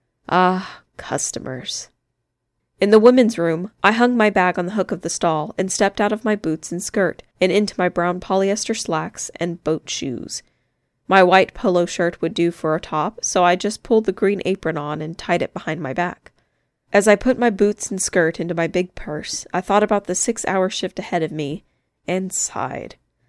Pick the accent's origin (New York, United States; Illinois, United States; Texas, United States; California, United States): Illinois, United States; Chicago; now in Indianapolis, United States; Growing up in Chicago, I never had to learn to drive, and so far, I'd done okay here too.